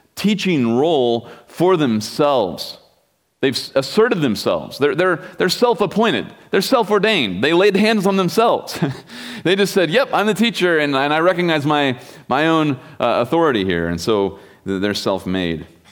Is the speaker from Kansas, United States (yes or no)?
yes; Kansas, United States; also born or lived in Wichita; I grew up in Kansas